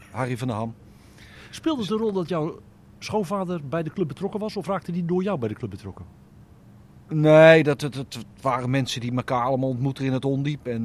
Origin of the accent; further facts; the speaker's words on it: Italy; Omdat ik als Italiaan, met een Italiaans paspoort, eh, daar niet eh, eh, zeg maar, daar niet kon voetballen